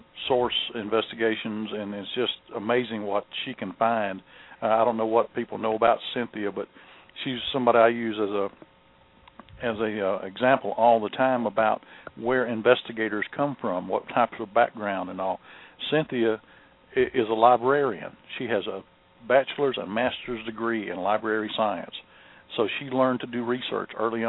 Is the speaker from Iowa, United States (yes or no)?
no; Mississippi, United States; My home state of Mississippi